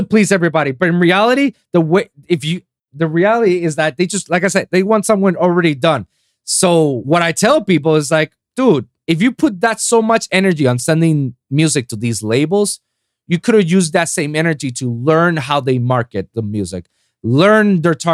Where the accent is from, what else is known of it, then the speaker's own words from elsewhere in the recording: Puerto Rico; English is a second language; moved away as an adult; now in South Florida, United States; I just moved down from my hometown, Puerto Rico